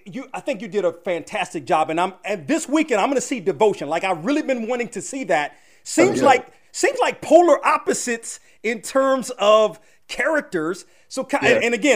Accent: Silver Spring, Maryland, United States; I'm from Silver Spring.

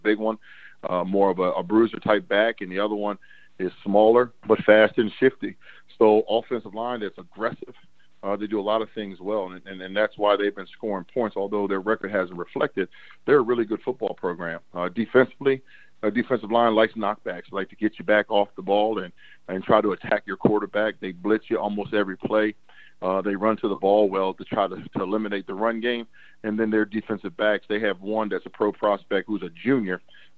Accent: Cleveland, Ohio, United States; now in San Francisco, United States; And so for me, that was intriguing because I came from Cleveland. And heck, if you just made the playoffs, man, everyone loved you.

